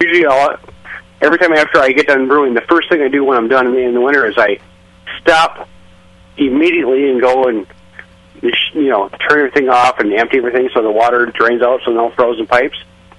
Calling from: Minnesota, United States

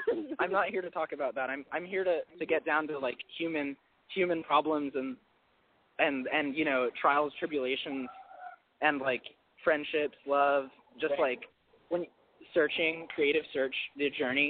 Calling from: Garden Grove, California, United States; We're in Garden Grove. We're 23 and 24.

